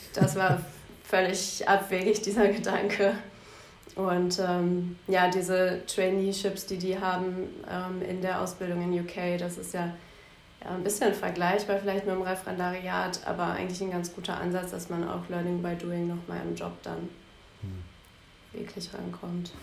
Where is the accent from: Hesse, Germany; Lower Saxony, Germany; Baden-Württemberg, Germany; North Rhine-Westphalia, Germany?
North Rhine-Westphalia, Germany; Bielefeld; moved away as an adult; now in Düsseldorf, Germany; Bielefeld ist meine Heimat, Düsseldorf meine Wahlheimat.